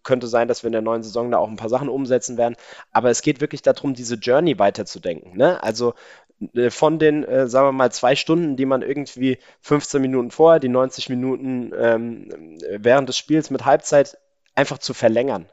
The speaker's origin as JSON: {"language": "German", "town": "Mainz", "region": "Rhineland-Palatinate", "country": "Germany", "said": "bei uns in Mainz sagt man ja eigentlich Gude"}